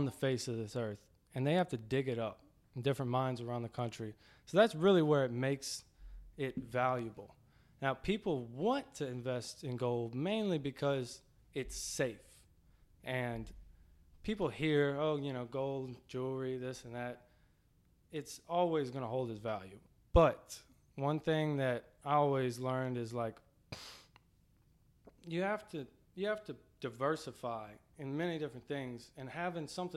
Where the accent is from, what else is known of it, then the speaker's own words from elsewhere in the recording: Mandeville, Louisiana, United States; I grew up in Mandeville